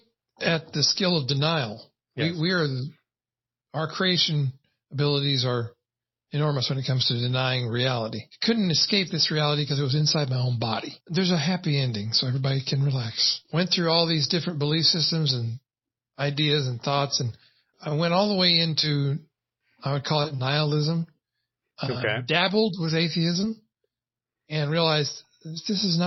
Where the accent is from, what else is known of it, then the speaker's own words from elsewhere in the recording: United States; As an American-born white male